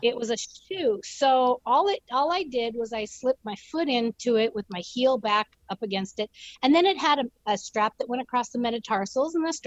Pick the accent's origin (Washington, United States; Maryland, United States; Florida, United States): Washington, United States; I grew up in Washington. So we hunted, fished, hiked